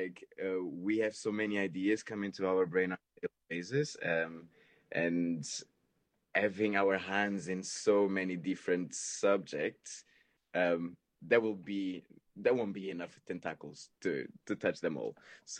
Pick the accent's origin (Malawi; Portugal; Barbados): Portugal; English is a second language; moved away as an adult; now in London, United Kingdom; So I moved from Portugal to London, and then I was 18, so I was trying to still enjoy life a lot more than I should.